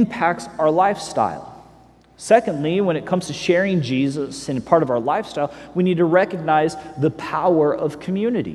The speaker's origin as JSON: {"language": "English", "region": "Missouri", "country": "United States", "tie": "born or raised there", "said": "I grew up in Missouri"}